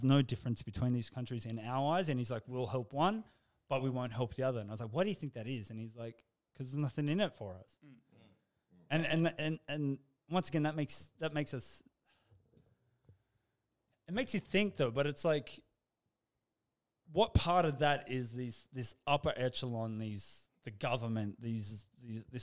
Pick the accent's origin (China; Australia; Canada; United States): Australia; I'm proud of being Australian